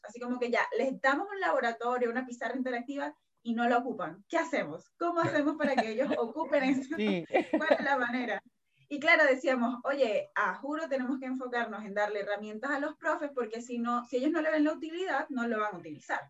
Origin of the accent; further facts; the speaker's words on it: Venezuela; now in Chile; yo soy de Venezuela